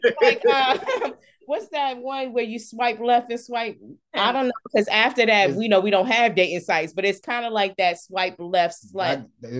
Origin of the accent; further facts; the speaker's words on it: Newport News, Virginia, United States; I'm from Newport News, and yeah, I just lived in Newport News. I didn't transfer anywhere for real.